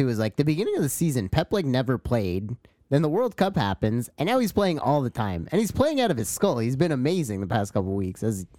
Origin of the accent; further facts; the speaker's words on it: Canada; as a Canadian